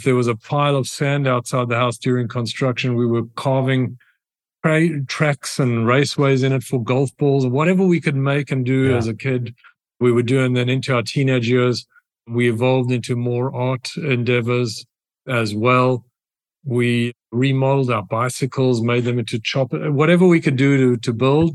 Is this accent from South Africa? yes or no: yes; South Africa; accent: South African; moved away as an adult; now in United States; My accent is South African, in case you and the audience is wondering. So I grew up in South Africa. I left South Africa when I was 18 years old to come to the United States